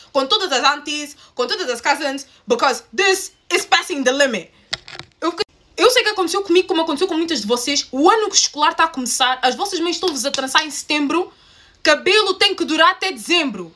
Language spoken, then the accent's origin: Portuguese; Portugal; crescendo em Portugal, muitas de vocês, tal como eu